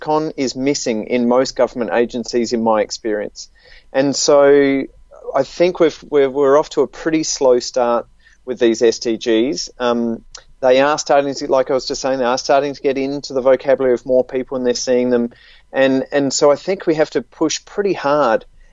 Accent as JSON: {"language": "English", "country": "Australia", "accent": "Australian", "said": "in the case of Australia, as you can tell from my accent"}